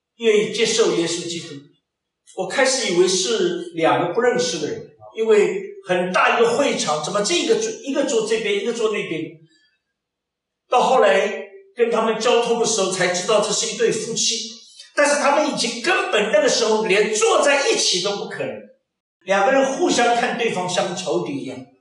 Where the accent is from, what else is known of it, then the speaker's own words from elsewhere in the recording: China; moved away; also born or lived in Germany; 我们中国人比较重视那个农历新年